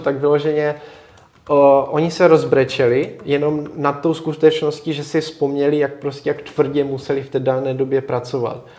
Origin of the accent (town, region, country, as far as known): Czechia